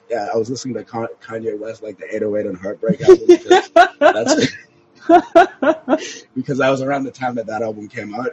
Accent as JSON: {"language": "English", "country": "Canada", "tie": "born or raised there", "moved": "yes", "lives_now": "South Florida, United States", "said": "I was born in Canada, but I live in South Florida now"}